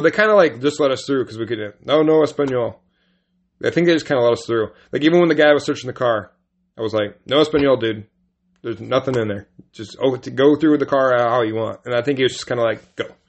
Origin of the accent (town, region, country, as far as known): United States